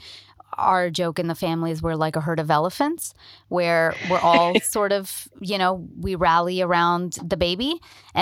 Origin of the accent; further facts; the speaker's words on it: India; moved away as an adult; also born or lived in Toronto, Canada / New York, United States; now in Los Angeles, United States; I'm Indian